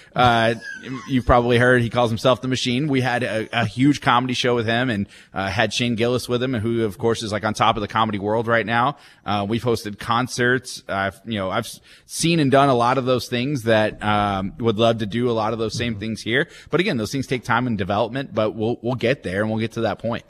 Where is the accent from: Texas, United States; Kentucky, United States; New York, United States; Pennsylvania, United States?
Texas, United States; McKinney; moved away as an adult; also born or lived in Amarillo; now in Wichita, United States; I grew up in McKinney, like I mentioned, it's about 36 miles north of Dallas